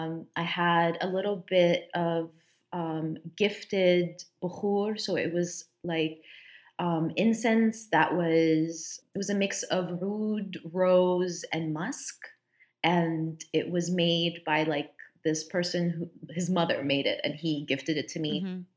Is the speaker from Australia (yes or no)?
no; Dubai, United Arab Emirates; And my grandparents, even though I grew up with them in Dubai, I don't know, their scent is kind of everywhere.